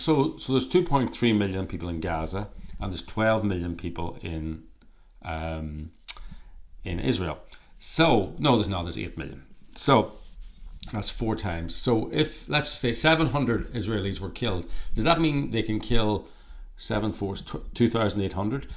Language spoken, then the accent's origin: English; Ireland; now in California, United States; Irish people, we're Irish, uh, we're actually in Ireland at the moment, um, even though we're based in California